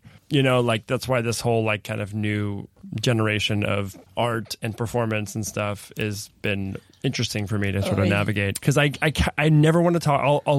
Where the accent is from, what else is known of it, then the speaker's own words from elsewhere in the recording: California, United States; I'm from California.